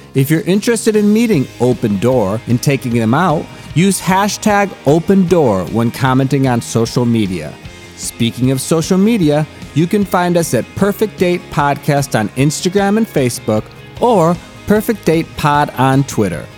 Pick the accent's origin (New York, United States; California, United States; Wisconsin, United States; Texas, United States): Wisconsin, United States; moved away; I grew up in Wisconsin